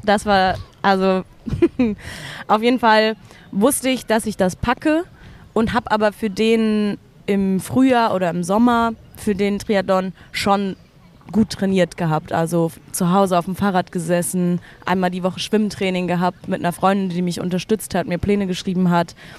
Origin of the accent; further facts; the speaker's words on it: Berlin, Germany; bin schon immer in Berlin